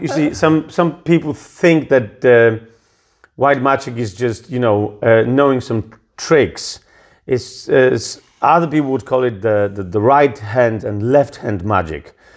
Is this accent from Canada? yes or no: no; Poland; I was born in the Catholic, typical Polish Catholic family